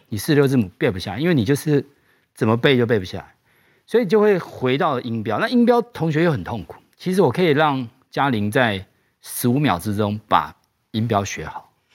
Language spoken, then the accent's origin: Chinese; Tainan, Taiwan; moved away as an adult; also born or lived in United States; 我们是南部的小孩上来嗯，然后其实我们家比较，比较穷，因为我们是台南人